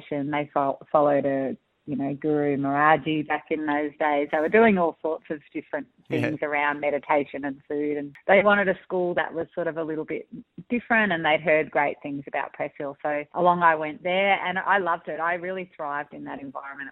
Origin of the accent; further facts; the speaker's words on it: Olinda, Victoria, Australia; I grew up in the Dandenong Ranges up in Olinda.